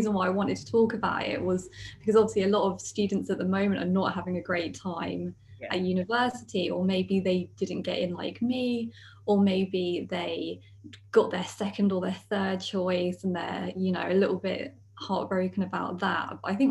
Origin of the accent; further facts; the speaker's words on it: Basingstoke, South East England, United Kingdom; my hometown where I'm from, which is Basingstoke